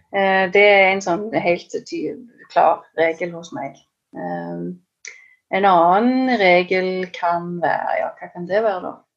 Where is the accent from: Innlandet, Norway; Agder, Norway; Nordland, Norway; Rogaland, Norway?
Rogaland, Norway; Stavanger area; jeg er fra Stavanger-området